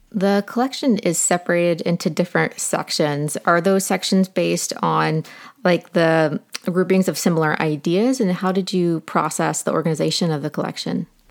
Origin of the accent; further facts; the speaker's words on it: Ohio, United States; I grew up in Ohio